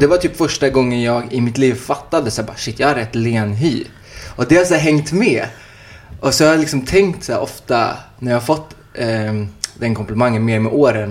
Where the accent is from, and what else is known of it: Uddevalla, Västra Götaland, Sweden; now in Stockholm, Sweden